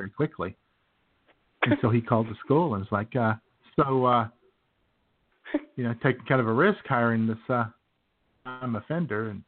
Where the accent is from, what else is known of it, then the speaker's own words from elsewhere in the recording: Yellville, Arkansas, United States; born there; I was born over in Yellville.